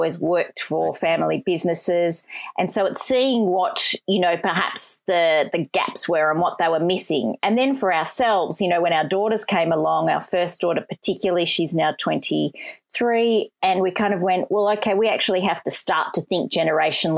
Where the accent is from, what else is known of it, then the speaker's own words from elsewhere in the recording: Melbourne, Victoria, Australia; also born or lived in Moree / Wagga Wagga; we grew up in the Waverley area